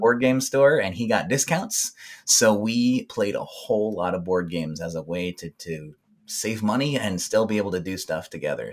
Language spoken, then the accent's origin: English; South Texas, United States; I grew up in South Texas, where some of those games were kind of frowned upon.